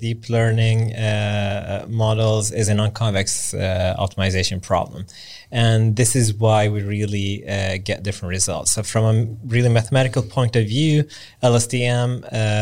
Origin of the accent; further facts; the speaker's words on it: Lund, Skåne, Sweden; I grew up in Lund, southern Sweden.